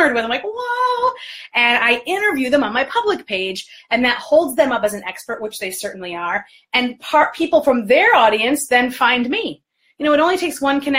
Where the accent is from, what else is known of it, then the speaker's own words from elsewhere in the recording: New York, United States; now in Detroit, United States; I was born and raised in New York. I'm based in Detroit